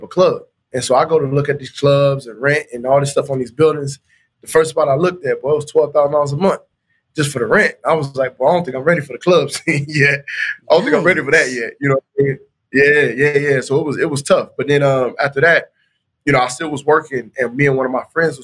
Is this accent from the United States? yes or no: yes; Anderson, Indiana, United States; moved away as an adult; also born or lived in Florida / Tuskegee, Alabama; I was born in Florida, but I was raised in Anderson, Indiana.